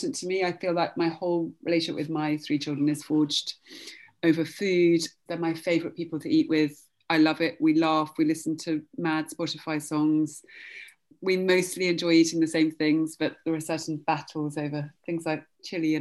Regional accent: Oxford, South East England, United Kingdom; I grew up in Oxford

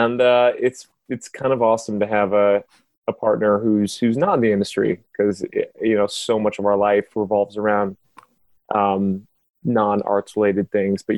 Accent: West Covina, California, United States; I grew up in West Covina

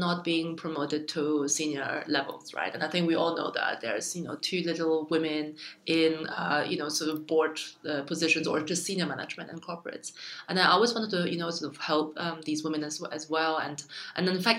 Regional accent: Germany; also born or lived in China; My family moved to Germany when I was 6 years old, so I got all my education in Germany

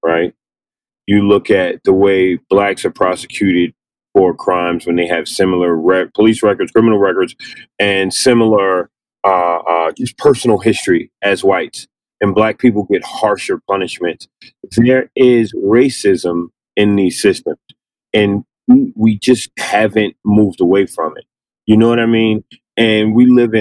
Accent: New York City, New York, United States; I'm from the South Bronx

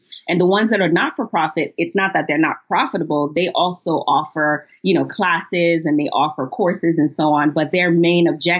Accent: Ohio, United States; I'm from Ohio area.

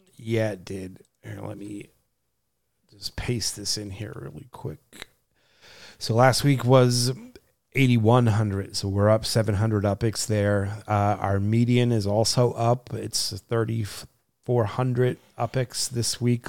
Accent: New Jersey, United States; moved away as an adult; I was born and raised in New Jersey. Uh, you know, I lived there for the first twenty-something odd years of my life

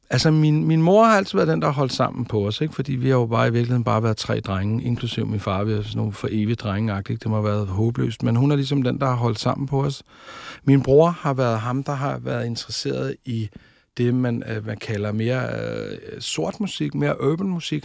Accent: Tårnby, Capital Region of Denmark, Denmark; Jeg er født ude i øh, noget, der hedder Tornby, ude på Amager

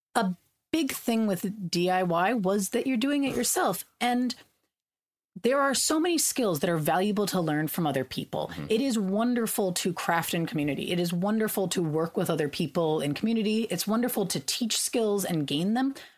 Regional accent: California, United States; I grew up in California, we had water rationing

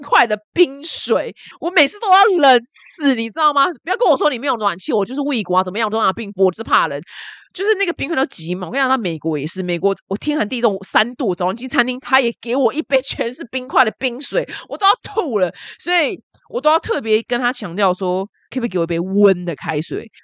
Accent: Taiwan; 我们台湾人

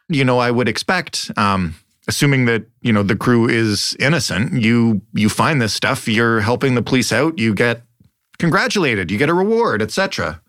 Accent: Canada

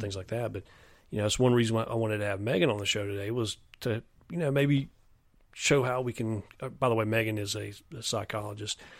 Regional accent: near Clemson, South Carolina, United States; I grew up near Clemson

